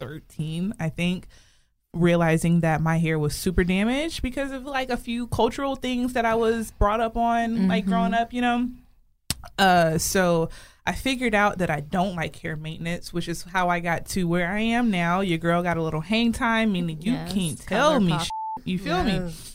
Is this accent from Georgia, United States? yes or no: yes; Atlanta, Georgia, United States; moved away as an adult; now in Dallas, United States; I'm from Atlanta, Georgia, originally. I've been in Dallas for about 2 years.